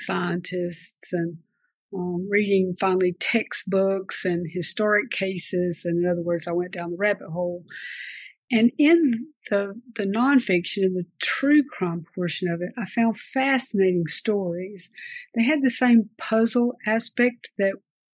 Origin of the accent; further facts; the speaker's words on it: Oconee County, Upstate South Carolina, United States; also born or lived in Lancaster County, South Carolina; Upstate South Carolina is my very much my home country. I grew up in Oconee County